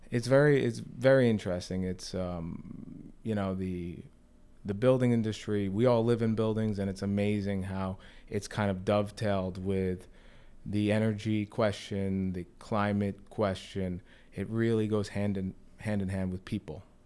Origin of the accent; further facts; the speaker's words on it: Sea Cliff, New York, United States; also born or lived in Oyster Bay; I'm from Sea Cliff, you know, in Long Island. I'm from Oyster Bay, that kind of area.